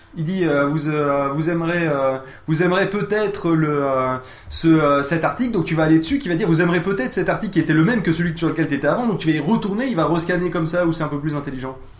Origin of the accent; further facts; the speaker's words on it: Toulouse, Occitania, France; je suis Toulousain